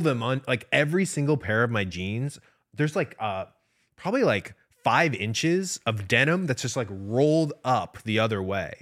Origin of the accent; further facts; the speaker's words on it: Midwest, United States; I'm from the Midwest.